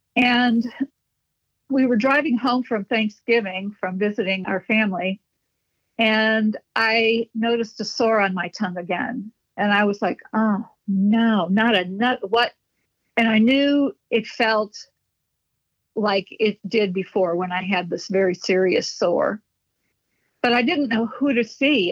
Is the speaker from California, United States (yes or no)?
no; Chicago, Illinois, United States; I was born and raised in Chicago.